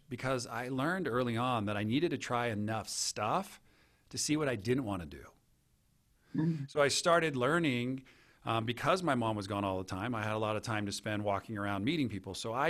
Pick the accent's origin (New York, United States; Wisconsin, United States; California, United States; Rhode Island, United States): California, United States; Santa Cruz; I grew up in Santa Cruz, California as just an average kid.